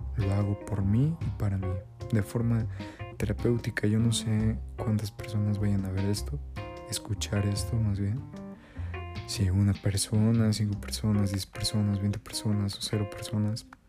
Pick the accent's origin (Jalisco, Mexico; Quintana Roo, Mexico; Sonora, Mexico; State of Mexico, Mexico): State of Mexico, Mexico; yo soy del Estado de México